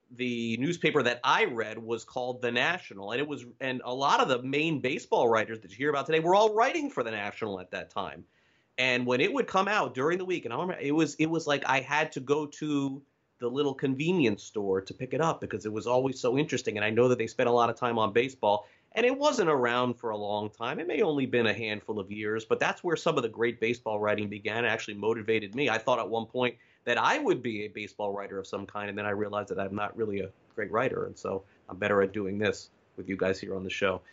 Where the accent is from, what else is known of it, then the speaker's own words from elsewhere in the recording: Florida, United States; my home state